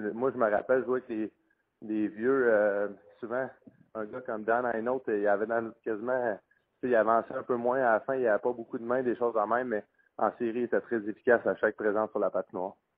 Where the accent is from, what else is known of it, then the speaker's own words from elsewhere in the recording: Quebec, Canada; en tant que Québécois